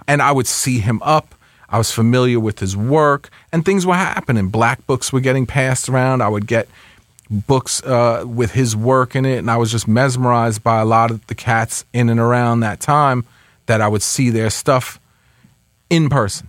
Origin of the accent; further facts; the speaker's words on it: Westchester, New York, United States; also born or lived in Bronx; I grew up in Westchester